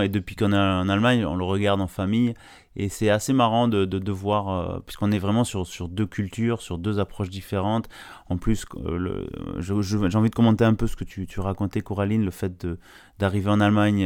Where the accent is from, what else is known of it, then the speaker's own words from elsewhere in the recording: France; en, tant que Français